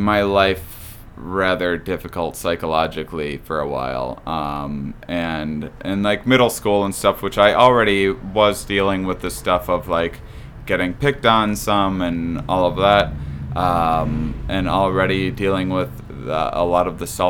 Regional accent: La Crosse, Wisconsin, United States; born or raised there; moved away as an adult; also born or lived in Onalaska, Wisconsin

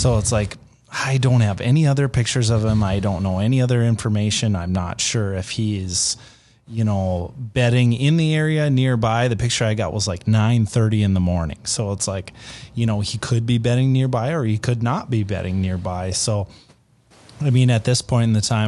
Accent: Minnesota, United States; now in North Dakota, United States; I grew up in Minnesota

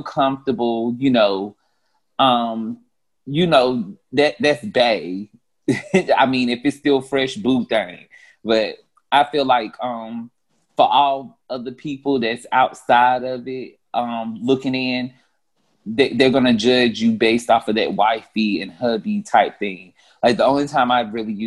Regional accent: North Carolina, United States; now in Atlanta, United States; I'm from the nice southern town of North Carolina, but I reside in Atlanta at the moment

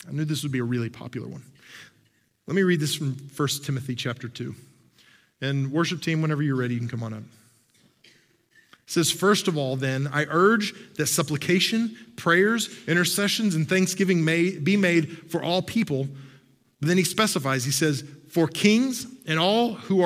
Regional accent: Oklahoma, United States; moved away as an adult; also born or lived in Texas; I grew up in Oklahoma and spent a lot of time in Texas

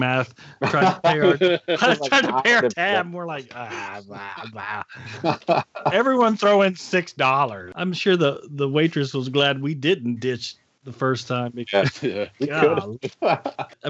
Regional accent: Dallas, Texas, United States

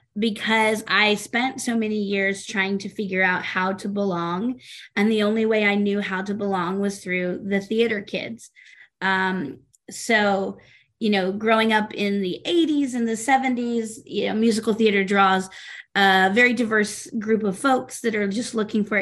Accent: the South, United States; moved away as an adult; now in Minnesota, United States; I grew up in the South

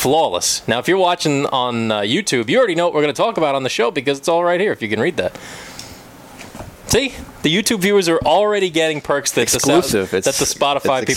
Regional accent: New York City, New York, United States; We're from Bayside here in Bayside, Queens

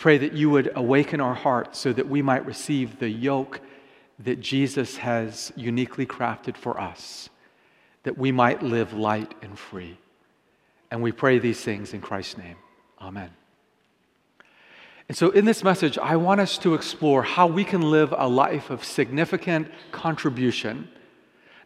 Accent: Vancouver, British Columbia, Canada; also born or lived in Japan; I was raised primarily here in Canada, but I was actually born in Japan.

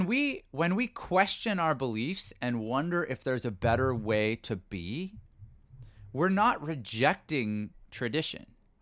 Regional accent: Canada; I'm Canadian, it's a strange one. The gun thing in the US is very strange to me. But I also try to recognize that as a Canadian, there might be cultural things

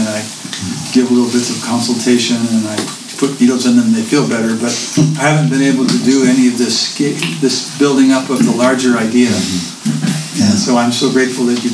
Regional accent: Wayzata, Minnesota, United States; moved away; I grew up in Wayzata

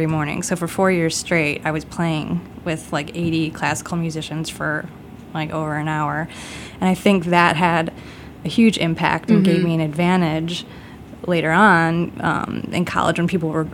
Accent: Chicago, Illinois, United States; I grew up in Beverly, which is, I grew up on like 93rd and Western

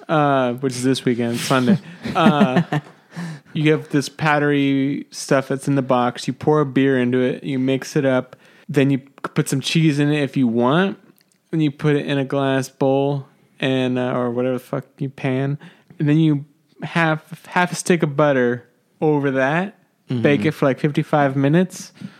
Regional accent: San Jose, California, United States; I'm from San Jose. There's like a Sharks beer.

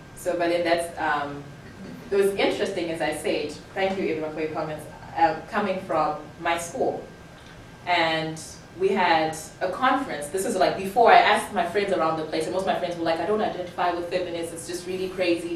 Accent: Zimbabwe; moved away; I'm also from Zimbabwe

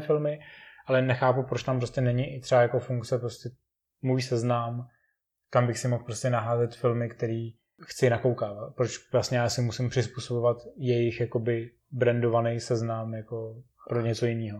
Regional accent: Czechia; A my teďka tak trošku doufáme v Čechách

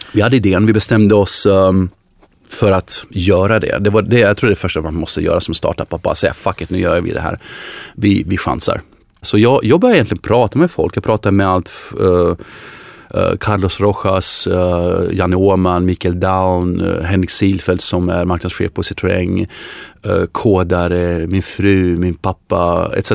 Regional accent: Sweden; oss som svenskar

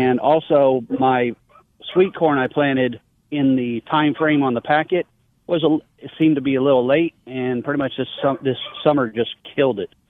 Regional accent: Bryan, Texas, United States; I'm, I'm, I'm from here as well. My whole family's been here forever

